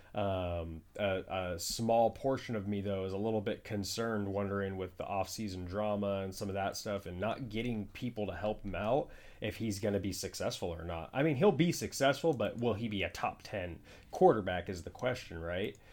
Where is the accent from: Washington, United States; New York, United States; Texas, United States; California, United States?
California, United States; Bay Area; we're from the Bay Area and all our friends are Niner fans